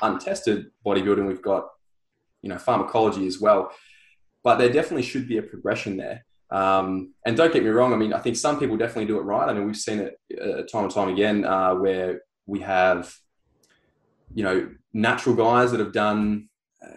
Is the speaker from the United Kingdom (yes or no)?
no; Sunshine Coast, Queensland, Australia; I was on the Sunshine Coast